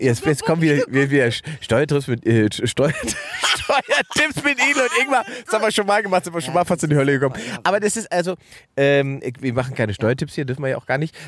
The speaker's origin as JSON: {"language": "German", "country": "Germany", "said": "dass ich nicht Brasilianer bin, sondern dass ich Deutsch bin"}